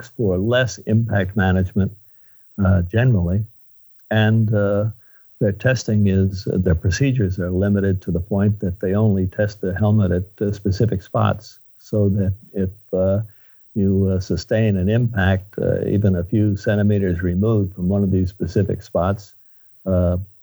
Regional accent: Long Island, New York, United States; now in California, United States; I'm actually from New York, out on Long Island

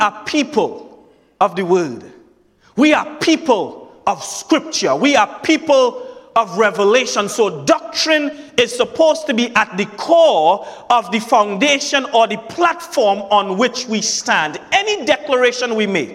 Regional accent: Trinidad & Tobago; accent: Trinidadian; That's my Trinidadian accent

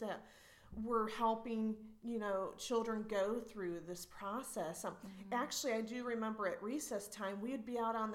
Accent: Ohio, United States; I was born and raised in Ohio, so there's lots of fields

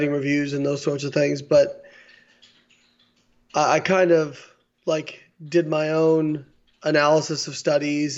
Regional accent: Evansville, Indiana, United States; moved away; I grew up in Evansville, Indiana.

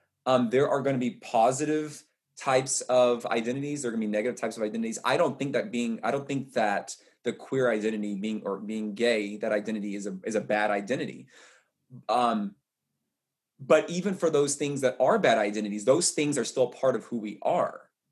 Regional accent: the South, United States; So I'm gay, I'm black, I'm a runner, I'm a man, I'm tall, I'm from the South.

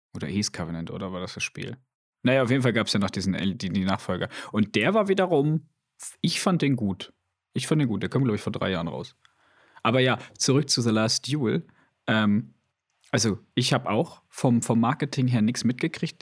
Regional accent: Switzerland; bei uns in der Schweiz

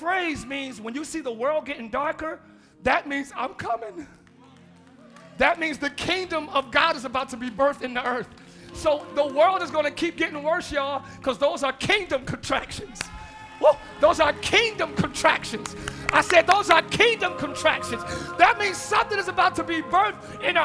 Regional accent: Camden, New Jersey, United States; I'm from Camden, New Jersey

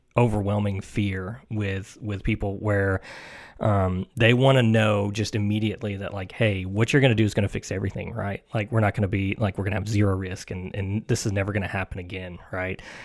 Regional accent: Mount Juliet, Tennessee, United States; from here, um, the Mount Juliet area, uh, born and raised

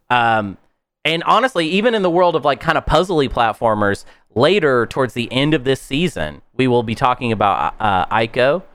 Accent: Arkansas, United States; We're from Arkansas

